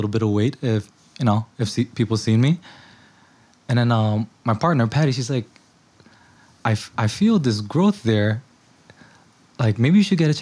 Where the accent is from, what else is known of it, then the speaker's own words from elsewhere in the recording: New York City, New York, United States; also born or lived in Indonesia; Born and raised in Elmhurst, but I did spend my elementary years back in Indonesia